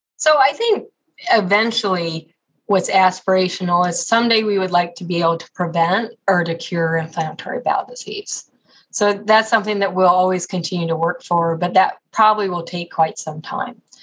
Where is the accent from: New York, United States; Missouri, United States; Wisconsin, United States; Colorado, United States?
Colorado, United States; also born or lived in Ohio / Oklahoma / Texas; now in Cleveland, United States; I grew up in Colorado